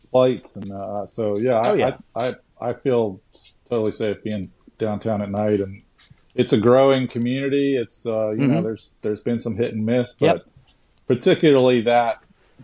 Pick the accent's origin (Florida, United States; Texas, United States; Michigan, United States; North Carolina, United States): Florida, United States; Fort Lauderdale; moved away as an adult; now in Jacksonville, United States; I'm from Fort Lauderdale, and everything goes on there till 4 a.m.